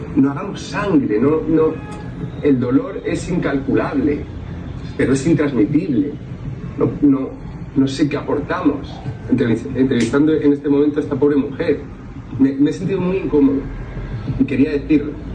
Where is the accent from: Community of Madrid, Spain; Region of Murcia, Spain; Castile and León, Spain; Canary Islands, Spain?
Region of Murcia, Spain; Yo soy murciano